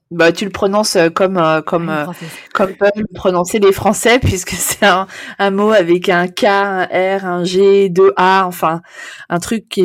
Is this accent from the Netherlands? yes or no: yes; Amsterdam, North Holland, Netherlands; et je suis mariée avec un Néerlandais qui est en fait mon amour de jeunesse puisque j'ai grandi à Amsterdam.